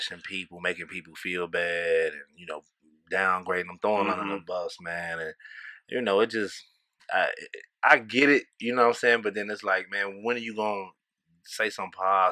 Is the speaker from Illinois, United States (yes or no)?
yes; Chicago, Illinois, United States; moved away as an adult; now in St. Louis, United States; Chicago, Illinois, the West Side, baby, the Wild Wild, West